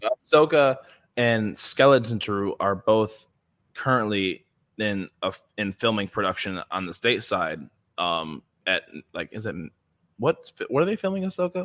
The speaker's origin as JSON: {"language": "English", "region": "Midwest", "country": "United States", "said": "I'm from the Midwest in the United States"}